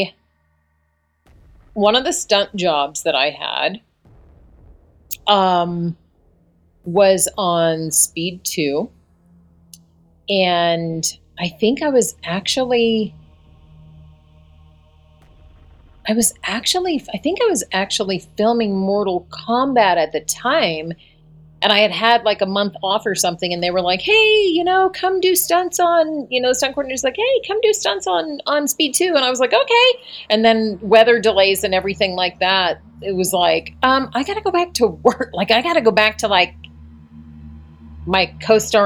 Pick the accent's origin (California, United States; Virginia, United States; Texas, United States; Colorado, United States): Colorado, United States; I was a senior in high school and I grew up in Colorado